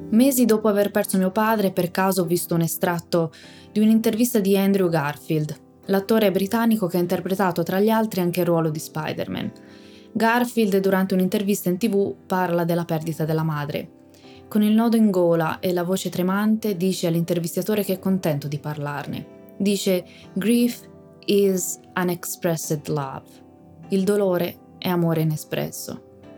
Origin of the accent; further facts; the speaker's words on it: Tuscany, Italy; sono toscana